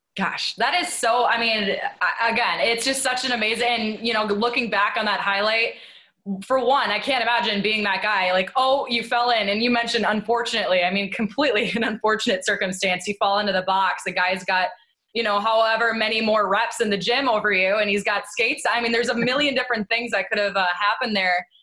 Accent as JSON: {"language": "English", "region": "Midwest", "country": "United States", "tie": "born or raised there", "moved": "yes", "lives_now": "Philadelphia, United States", "said": "me growing up in the Midwest"}